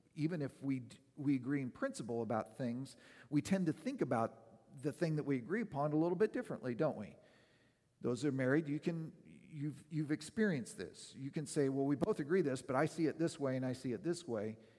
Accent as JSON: {"language": "English", "region": "Oregon", "country": "United States", "tie": "born or raised there", "moved": "yes", "said": "the years that I was growing up in Oregon"}